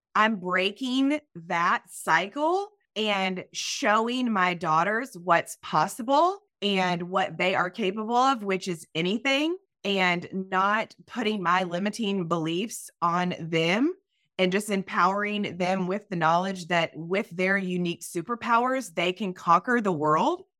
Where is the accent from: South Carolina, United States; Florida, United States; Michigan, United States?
South Carolina, United States; Myrtle Beach; moved away; I am originally from Myrtle Beach, South Carolina. I'm a Southern girl